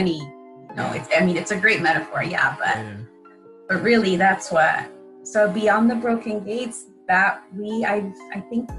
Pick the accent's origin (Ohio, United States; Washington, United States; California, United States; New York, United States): California, United States; Wilmington; Growing up in Wilmington